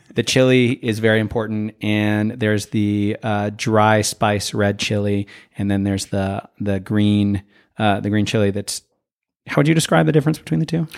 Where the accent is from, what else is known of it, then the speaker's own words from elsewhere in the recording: Santa Fe, New Mexico, United States; a certain kind of loneliness that I have felt growing up here.